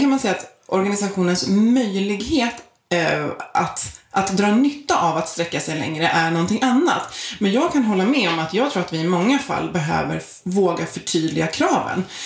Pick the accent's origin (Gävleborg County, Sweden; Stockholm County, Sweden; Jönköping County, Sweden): Stockholm County, Sweden; outside Stockholm; also born or lived in Isle of Man; född och uppvuxen utanför Stockholm